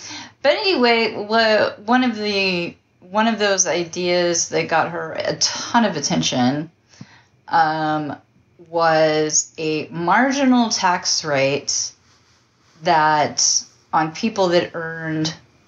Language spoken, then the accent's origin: English; New York, United States; I'm not looking back. I'm actually from New York.